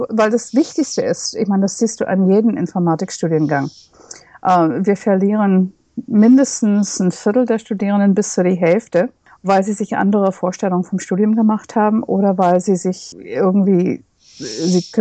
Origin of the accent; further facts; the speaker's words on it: United States; first language English; German is a second language; now in Berlin, Germany; Ich stamme aus den USA und freue mich sehr, dass ich jetzt auf Englisch unterrichten